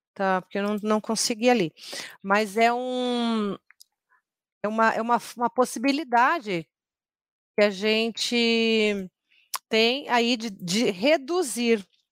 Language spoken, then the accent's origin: Portuguese; Curitiba, Paraná, Brazil; eu sou curitibana